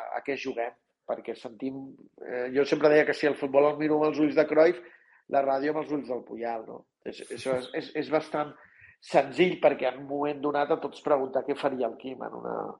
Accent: Catalonia, Spain; nosaltres som catalans i ens comuniquem en català

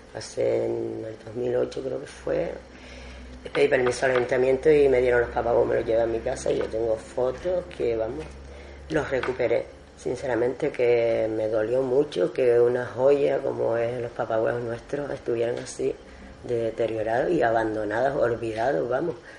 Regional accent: Agaete, Canary Islands, Spain; born or raised there

